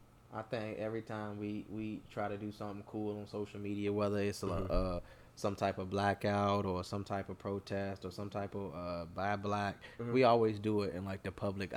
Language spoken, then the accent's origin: English; United States